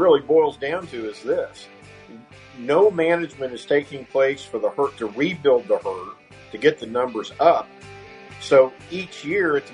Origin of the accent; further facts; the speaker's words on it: Bath County, Kentucky, United States; it was in my home county where I was born in Bath County. That's where I'm from originally.